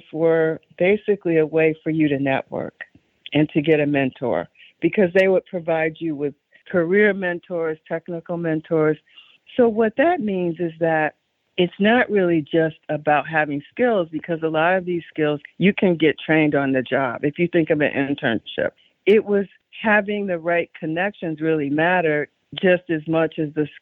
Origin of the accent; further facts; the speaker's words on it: Chicago, Illinois, United States; I grew up on the South Side of Chicago during a very specific historical moment